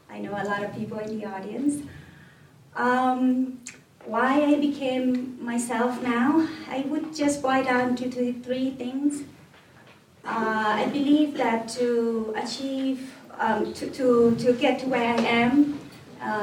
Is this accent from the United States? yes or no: no; Northern Thailand, Thailand; moved away as an adult; now in Bhutan; I came from, uh, um, well, Thailand is relatively big, but my hometown is small. Uh, it's a small, hometown in the north of Thailand, small province, um, mountainous area